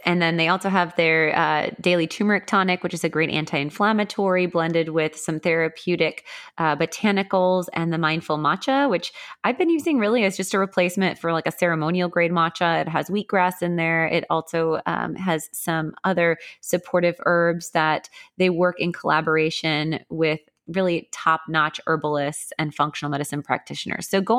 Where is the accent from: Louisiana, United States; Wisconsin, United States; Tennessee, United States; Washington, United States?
Wisconsin, United States; Milwaukee; also born or lived in Naperville, Illinois; I remember the most dynamic move was from second to third grade. We moved from Naperville, Illinois to Milwaukee, Wisconsin.